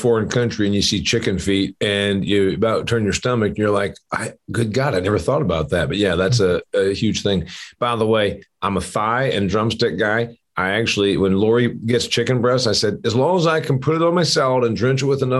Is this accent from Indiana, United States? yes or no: yes; Indiana, United States; My home state of Indiana, I think, is number one or two duck producer